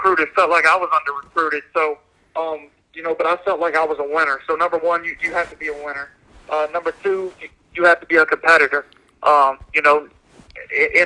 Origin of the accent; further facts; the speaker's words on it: Tennessee, United States; growing up in Tennessee and coaching a couple of years in Tennessee